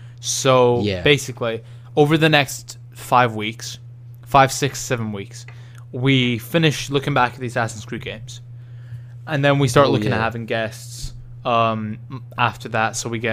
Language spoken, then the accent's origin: English; Birmingham, West Midlands, United Kingdom; But I'm from Birmingham